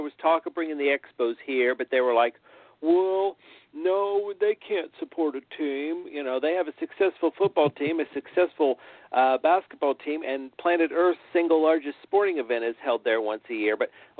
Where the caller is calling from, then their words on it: Indianapolis, Indiana, United States; I'm calling from Indianapolis, Indiana.